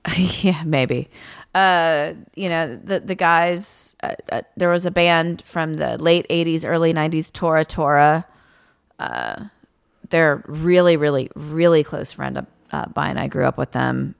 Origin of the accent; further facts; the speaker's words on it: Tennessee, United States; also born or lived in Louisiana; now in Los Angeles, United States; I'm originally from Tennessee